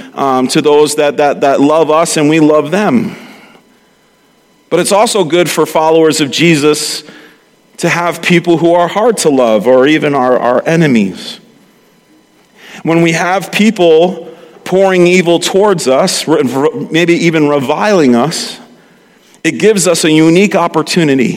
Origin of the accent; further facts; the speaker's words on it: New York City, New York, United States; accent: Brooklynese; moved away; I slip into Brooklynese